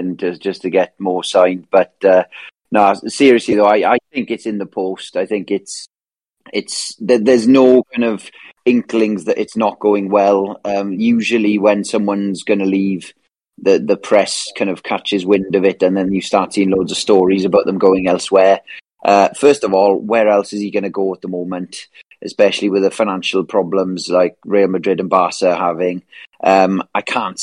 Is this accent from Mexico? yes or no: no; South Wales, United Kingdom; me being from South Wales, a lot of Man United fans in this area